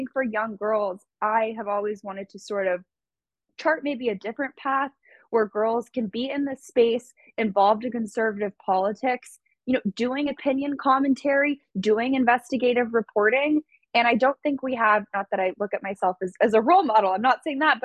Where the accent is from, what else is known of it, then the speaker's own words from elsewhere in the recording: Santa Monica, California, United States; I was a girl from California, you know, grew up in Santa Monica